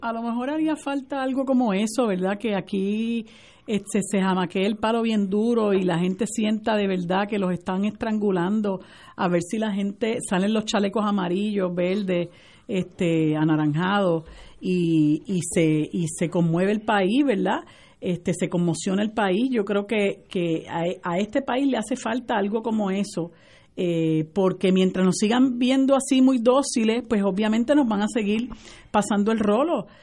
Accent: Puerto Rico; nosotros los puertorriqueños

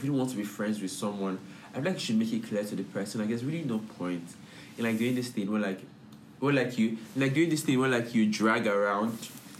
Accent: Nigeria; As a Nigerian, I can never feel distancing myself.

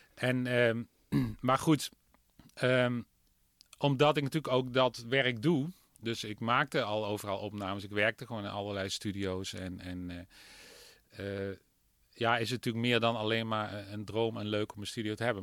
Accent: southeastern Netherlands, Netherlands; ik ben wel een Oosterling. meer Zuid, Zuidoosterling.

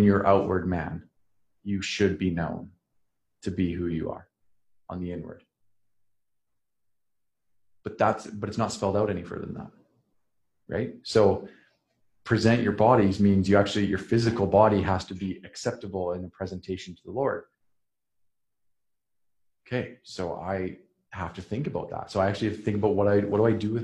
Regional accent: Saskatchewan, Canada; moved away; almost no Mennonites around where I grew up in Saskatchewan

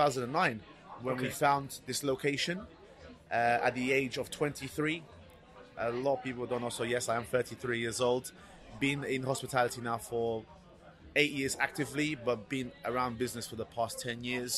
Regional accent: London, United Kingdom; also born or lived in Portugal / Reading, Berkshire; Lived in Portugal till the age of 9, and then came over to England in 1998. Residing in Reading, Berkshire, best part of 2 years, and then came to London, where I've been located now for the past 22 years.

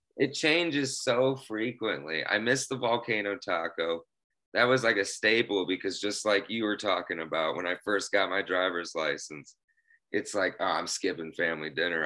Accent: Bloomington, Illinois, United States; I'm from Bloomington, Illinois, and, uh, I am still here in Bloomington, Illinois.

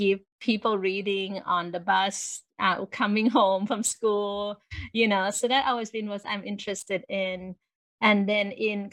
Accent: Thailand; I grew up in Thailand

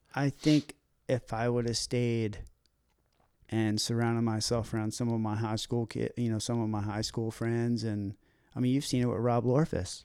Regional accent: Baltimore, Maryland, United States; moved away; I grew up in Baltimore

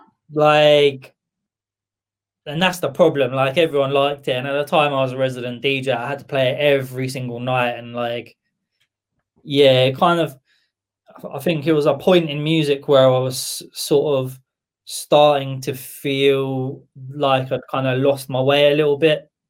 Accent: Camberley, South East England, United Kingdom; moved away as an adult; also born or lived in Bournemouth / Watford / Milton Keynes; now in Aylesbury, United Kingdom; born in Camberley

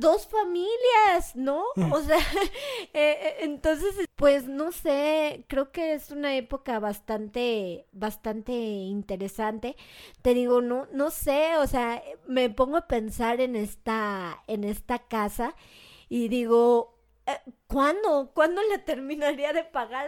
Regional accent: Mexico; en mi contexto mexicano

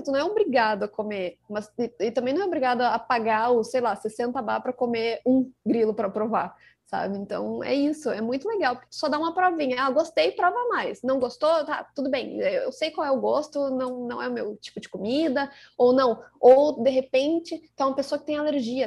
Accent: Rio Grande do Sul, Brazil; accent: gaúcho; Eu que sou gaúcha, como dá pra perceber pelo sotaque

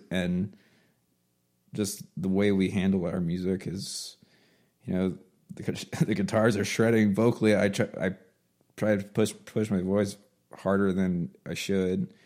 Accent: Baltimore, Maryland, United States; moved away as an adult; also born or lived in Oklahoma; I'm from Baltimore

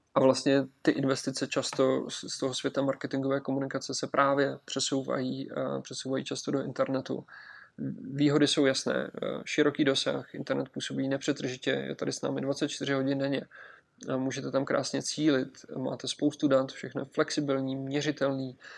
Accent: Czechia; my jako Češi

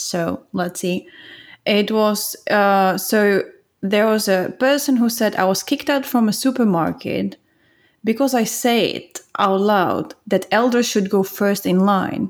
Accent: Czechia; now in Finland; I'm from the Czech Republic

